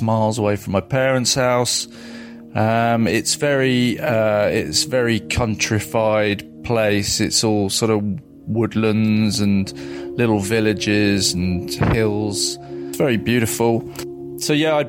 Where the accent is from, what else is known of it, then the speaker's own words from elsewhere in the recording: Surrey, South East England, United Kingdom; the little village that I grew up